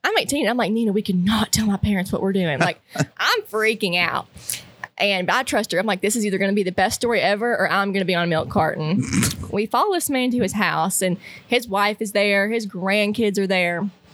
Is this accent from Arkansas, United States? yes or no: yes; Northeast Arkansas, United States; I'm from Northeast Arkansas, and so I grew up hunting public with my dad